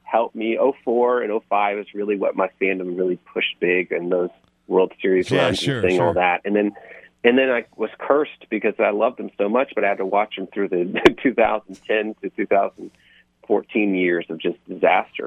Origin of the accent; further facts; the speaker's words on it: Houston, Texas, United States; I'm born and raised in Houston